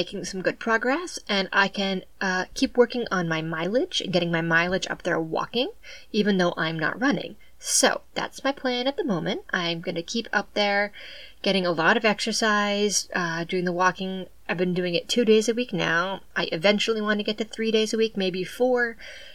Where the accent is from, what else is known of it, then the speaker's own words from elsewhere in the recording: southeastern Massachusetts, United States; I'm from southeastern Massachusetts, and it's just the way everyone talks